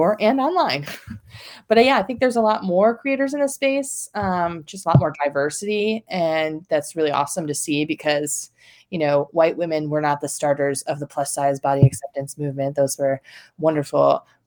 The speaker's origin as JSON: {"language": "English", "area": "the North", "region": "Northern United States", "country": "United States", "tie": "born or raised there", "moved": "yes", "lives_now": "North Carolina, United States", "said": "I grew up in the North, so it was kind of a different part of the Baptist Convention."}